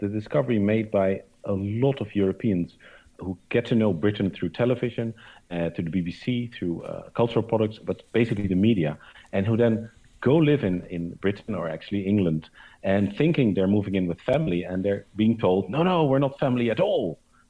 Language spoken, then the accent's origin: English; Netherlands; moved away as an adult; now in United Kingdom